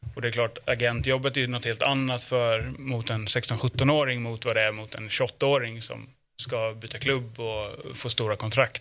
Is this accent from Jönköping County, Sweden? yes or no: yes; Jönköping, Jönköping County, Sweden; född och uppvuxen i Jönköping